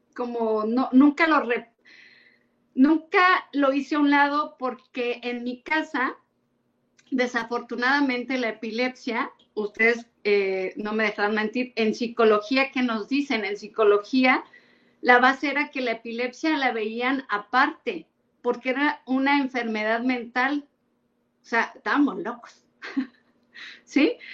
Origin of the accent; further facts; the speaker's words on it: Orizaba, Veracruz, Mexico; moved away; also born or lived in Mexico City / Puebla; yo soy de Orizaba, Veracruz, he vivido en México, en Puebla y ahora aquí